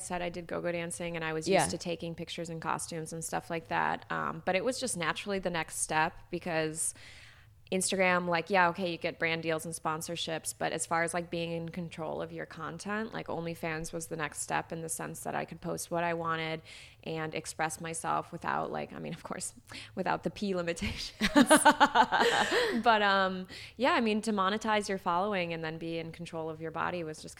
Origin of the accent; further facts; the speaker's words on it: Chicago, Illinois, United States; I grew up in Chicago